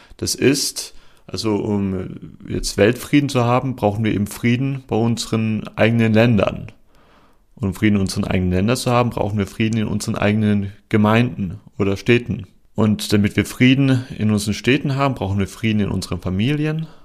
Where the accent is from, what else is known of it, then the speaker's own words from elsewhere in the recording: Germany; moved away as an adult; now in Portugal; in mein Heimatland nach Deutschland